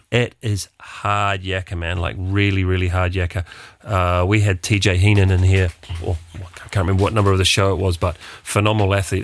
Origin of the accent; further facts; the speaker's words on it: New Zealand; being a New Zealander or, uh, Kiwi